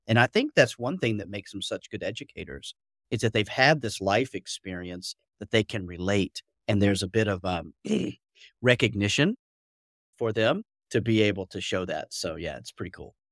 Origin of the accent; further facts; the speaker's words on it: Atlanta, Georgia, United States; moved away as an adult; now in Beijing, China; as you can tell, probably slightly from my accent, I'm originally from Atlanta, Georgia